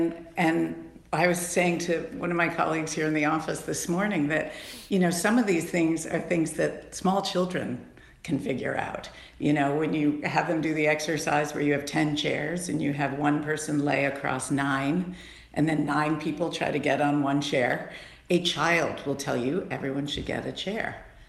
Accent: Cleveland, Ohio, United States; also born or lived in Australia; I was born in Australia, but we are from Cleveland.

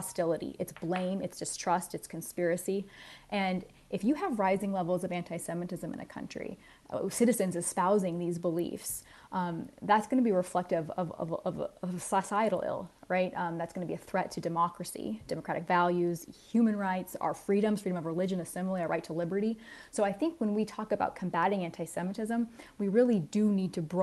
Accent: Southern California, United States; I grew up a Christian in Southern California

